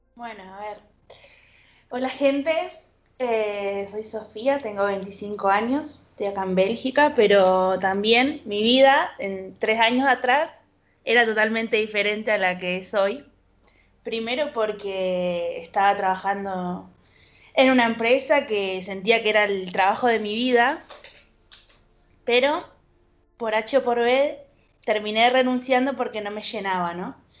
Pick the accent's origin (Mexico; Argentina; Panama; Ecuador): Argentina; sentía que soy argentina